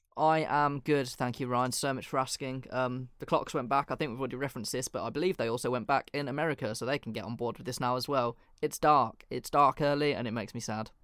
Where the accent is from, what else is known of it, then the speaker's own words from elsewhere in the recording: England, United Kingdom; I'm literally English